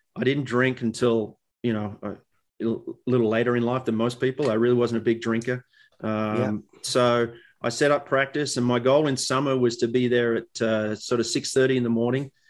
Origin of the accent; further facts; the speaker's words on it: Australia; for us as kids growing up in Australia